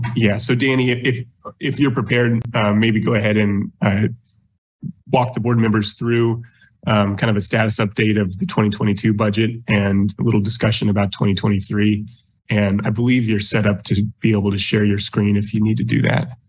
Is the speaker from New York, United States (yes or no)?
no; Lawrence, Kansas, United States; was actually born and raised in Lawrence, so a very long time uh, resident of Lawrence